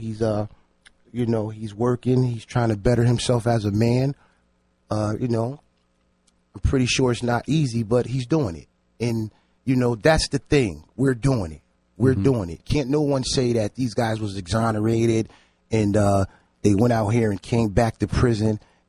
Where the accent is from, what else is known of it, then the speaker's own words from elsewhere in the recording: New Haven, Connecticut, United States; I grew up in, I was born in Franklin Street Projects, and then from there I just expanded. I just moved, but I literally grew up in Franklin Street Projects.